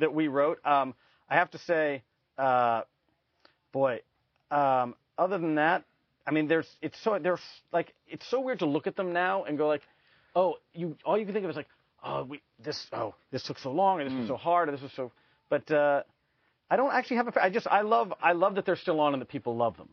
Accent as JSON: {"language": "English", "town": "Cleveland", "region": "Ohio", "country": "United States", "tie": "born or raised there", "also_born_or_lived": "Tacoma, Washington", "said": "Then we moved to Cleveland. So I've grown up. I grew up in Cleveland"}